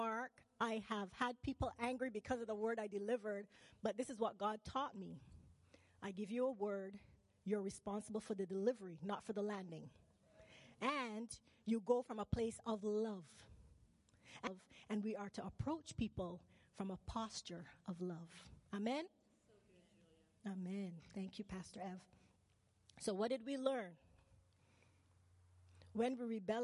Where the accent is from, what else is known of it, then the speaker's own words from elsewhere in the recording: Barbados; moved away as an adult; also born or lived in Manitoba, Canada; now in British Columbia, Canada; I was born in Barbados. I moved to Manitoba when I was 17. I lived there for 12 years. I went back to Barbados.